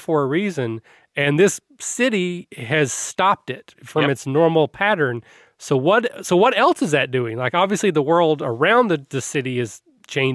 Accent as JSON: {"language": "English", "region": "Kentucky", "country": "United States", "said": "I'm from Kentucky"}